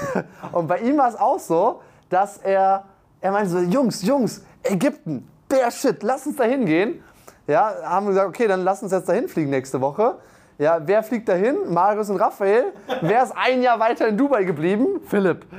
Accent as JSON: {"language": "German", "town": "Aachen", "region": "North Rhine-Westphalia", "country": "Germany", "said": "ich komme aus Aachen, ich komme ja fast aus Köln"}